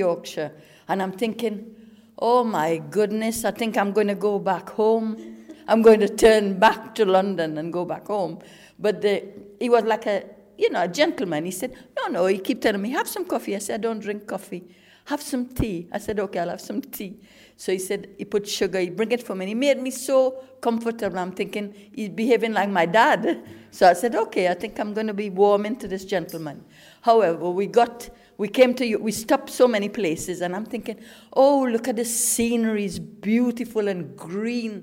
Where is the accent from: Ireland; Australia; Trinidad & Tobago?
Trinidad & Tobago; moved away as an adult; also born or lived in England; now in United Kingdom; I came from Trinidad. I was 18 years old. I came in 1968